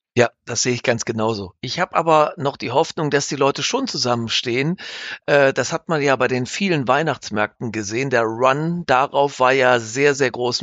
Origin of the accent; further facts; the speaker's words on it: Straelen, North Rhine-Westphalia, Germany; meiner Heimatstadt Strahlen